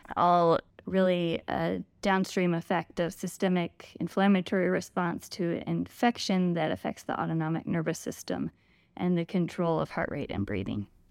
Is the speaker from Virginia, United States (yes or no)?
yes; Richmond, Virginia, United States; also born or lived in Lexington, Virginia / Charlottesville, Virginia; So I was born and raised in Virginia. I've started out in Richmond